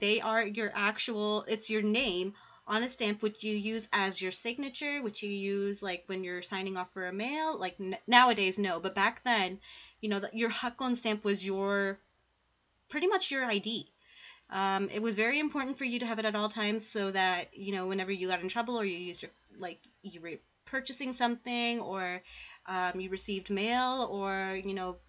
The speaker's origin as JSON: {"language": "English", "country": "Canada", "said": "We're too Canadian for"}